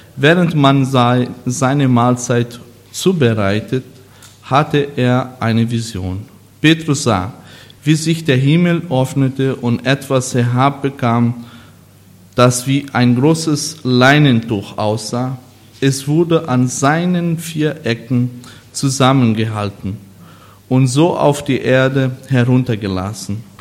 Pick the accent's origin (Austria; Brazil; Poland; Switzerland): Brazil; German is a second language; moved away as an adult; now in Germany; wo ich eigentlich groß geworden bin, obwohl ich ein Deutscher bin oder Brasilianer